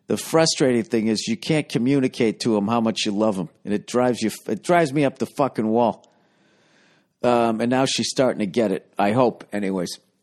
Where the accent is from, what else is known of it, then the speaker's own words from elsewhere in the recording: United States; I'm an American